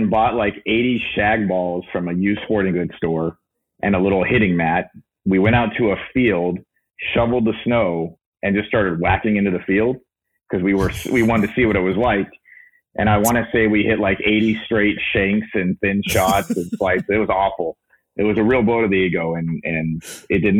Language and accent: English; Anchorage, Alaska, United States; now in Texas, United States; I grew up in Anchorage, Alaska, which is not a good place to grow up if you want to golf